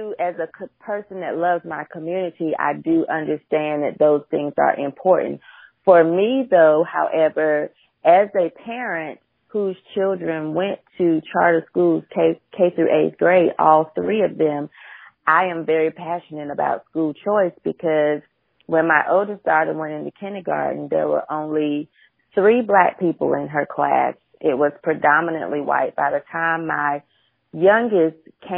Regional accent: United States; I have 6 to 7 generations born right here in this country. I'm American.

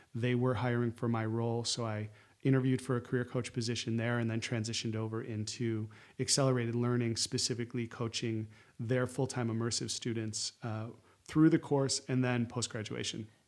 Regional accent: Syracuse, New York, United States; moved away as an adult; also born or lived in Chicago; I grew up in Syracuse

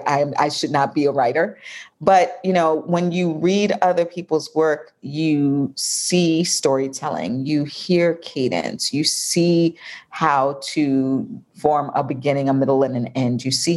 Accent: New York, United States; now in Atlanta, United States; I'm in Atlanta. Oh, well. But I'm from New York.

